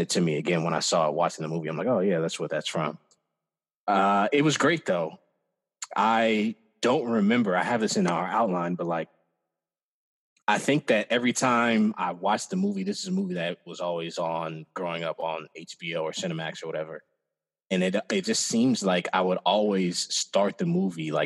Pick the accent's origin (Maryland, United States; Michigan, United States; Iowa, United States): Iowa, United States; I'm from the Midwest, obviously. I'm from Iowa